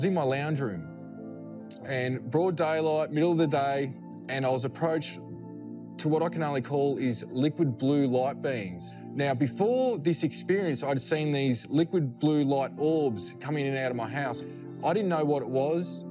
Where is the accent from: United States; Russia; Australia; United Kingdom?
Australia; I'm from Australia